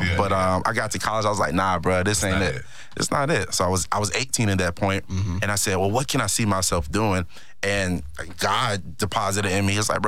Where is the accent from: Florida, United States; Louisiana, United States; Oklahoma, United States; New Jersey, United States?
Florida, United States; Miami; But I'm from Miami, Florida. Okay. Born and raised.